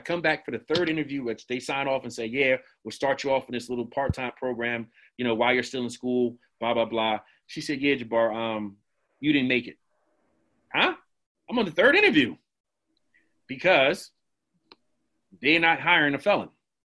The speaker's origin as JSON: {"language": "English", "country": "Jamaica", "said": "I said, dog, I'm Jamaican. It started with Jamaicans and Islanders."}